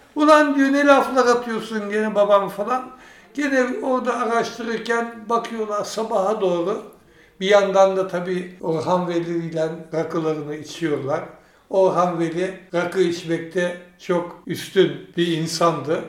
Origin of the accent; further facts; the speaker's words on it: Istanbul, Turkey; moved away as an adult; also born or lived in France / Ankara / Germany; Orası benim memleketim